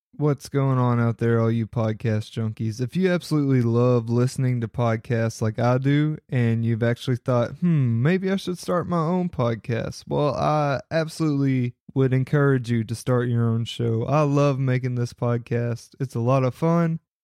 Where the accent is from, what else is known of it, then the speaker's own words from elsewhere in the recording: Kentucky, United States; my home state of Kentucky